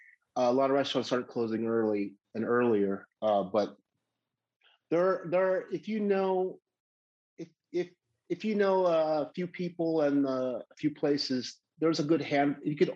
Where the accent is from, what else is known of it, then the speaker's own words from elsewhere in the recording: Midwest, United States; You know, growing up in the Midwest, 90% humidity at 78 degrees is still not comfortable.